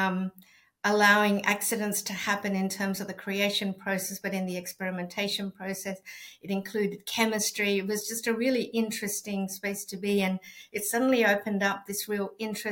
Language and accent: English; Santiago, Santiago Metropolitan Region, Chile; first language Spanish; English is a second language; now in Melbourne, Australia; I'm from Chile, from Santiago, and I think I've always grown up with arts being part of day-to-day life.